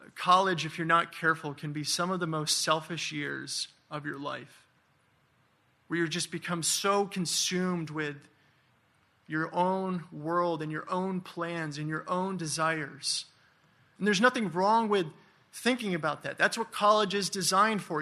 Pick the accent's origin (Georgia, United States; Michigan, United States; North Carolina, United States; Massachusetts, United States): Michigan, United States; moved away; I'm from Michigan. I do not miss that weather at all.